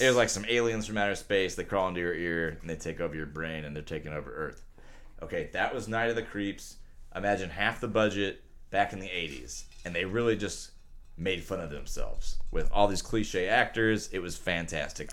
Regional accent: United States; I'm American

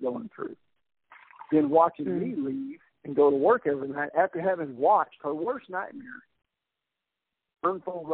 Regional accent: Columbus, Texas, United States; also born or lived in Eagle Lake, Texas; came to my hometown, Columbus, and I was the chief of police for 5 years

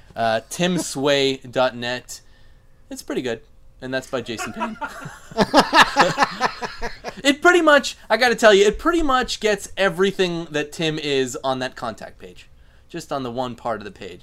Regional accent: Canada; I'm Canadian

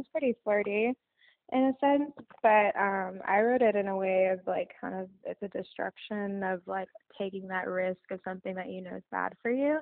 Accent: Iowa, United States; also born or lived in Los Angeles; now in Nashville, United States; I'm from Iowa

